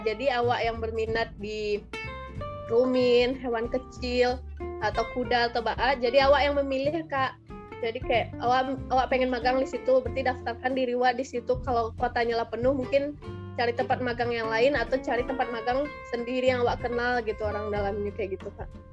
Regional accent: Batusangkar, West Sumatra, Indonesia; moved away as an adult; also born or lived in Bogor; SD dulu di, di SD Sabali Palimbing deket rumah tuh habis itu SMP-nya uh, eh, SMP 5 Batu Sangka

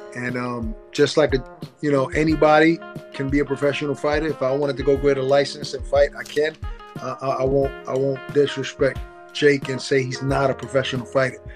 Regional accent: New York City, New York, United States; I was born and raised in Brooklyn

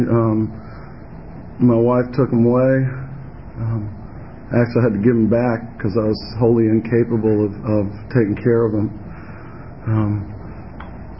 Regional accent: Virginia, United States; I'm from Virginia, honey. Home of the Virginia region

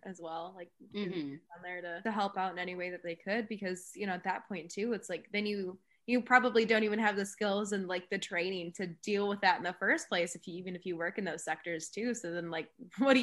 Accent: Midwest, United States; I'm obviously from the Midwest

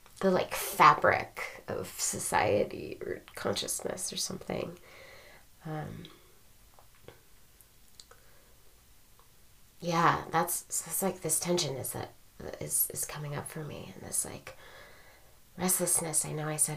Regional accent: United States; being U.S. born and raised

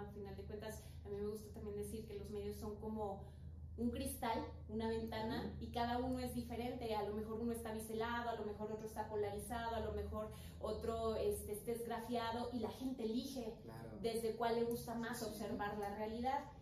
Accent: Mexico; como mexicanos pues no nos gusta leer

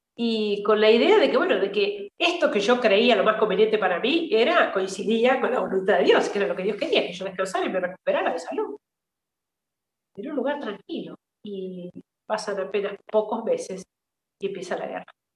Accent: Mercedes, San Luis, Argentina; moved away as an adult; also born or lived in Syria; soy de un una ciudad, un pueblo del centro del país, de provincia Mercedes, provincia de San Luis.

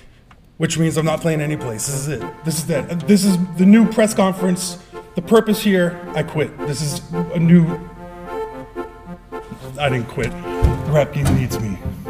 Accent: Florida, United States; I'm from Florida.

